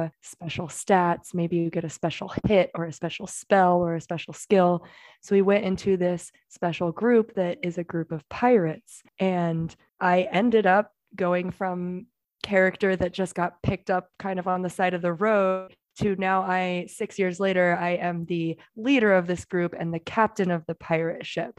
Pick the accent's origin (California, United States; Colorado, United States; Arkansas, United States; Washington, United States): Washington, United States; Seattle; now in Florida, United States; I'm from Seattle originally